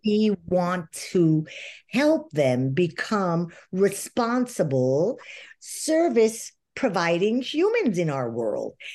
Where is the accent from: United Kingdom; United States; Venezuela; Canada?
Venezuela; moved away as an adult; I lived in Venezuela my whole life. I grew up in Venezuela and just emigrated 10 years ago.